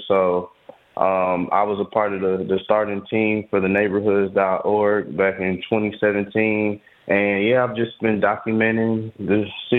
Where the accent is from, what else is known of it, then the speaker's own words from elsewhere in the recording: Detroit, Michigan, United States; because I'm born and raised in Detroit. This is a city that I lived up high.